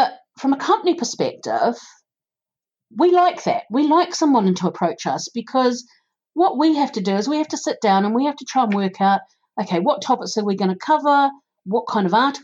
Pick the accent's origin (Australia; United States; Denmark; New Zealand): New Zealand; accent: New Zealand; now in United Kingdom; my accent, being from New Zealand